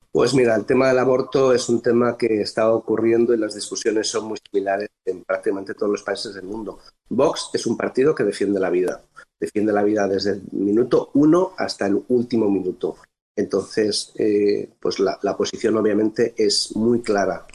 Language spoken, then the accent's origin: Spanish; Spain; moved away as an adult; now in Bethesda, United States; Soy un español que decidió venir por voluntad propia a trabajar a los Estados Unidos